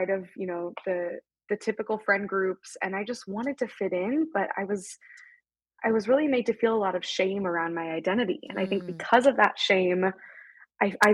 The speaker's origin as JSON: {"language": "English", "town": "Wichita", "region": "Kansas", "country": "United States", "tie": "born or raised there", "moved": "as an adult", "said": "I was born and raised in Wichita, Kansas"}